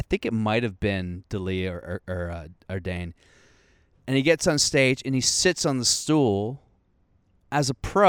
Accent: Moldova; I'm from the first joke is I'm from Moldova.

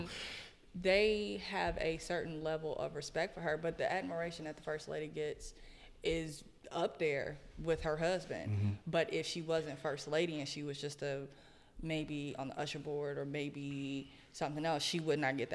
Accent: Gary, Indiana, United States; the church that I grew up in Gary

